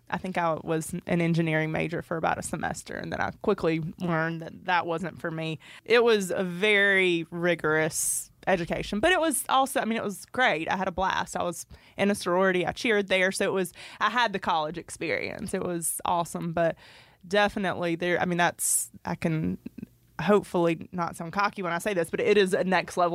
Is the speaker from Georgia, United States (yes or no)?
yes; Royston, Georgia, United States; also born or lived in Sandersville, United States; So I grew up in Royston, Georgia, which is in Franklin County, which is where Derek is from.